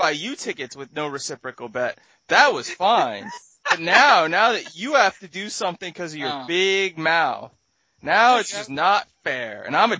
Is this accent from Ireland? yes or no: yes; Ireland; as an Irish person